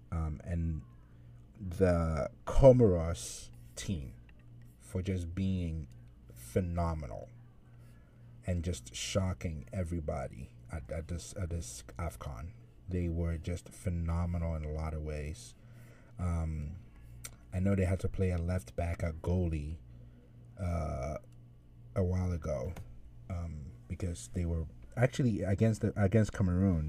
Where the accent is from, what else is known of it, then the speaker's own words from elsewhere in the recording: Ghana; I'm, I'm Ghanaian